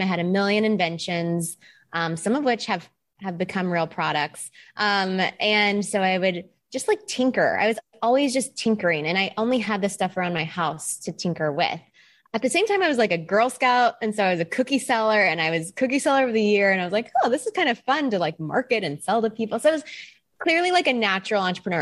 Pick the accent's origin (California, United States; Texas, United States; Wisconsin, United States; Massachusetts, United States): Texas, United States; moved away; I am originally from Texas.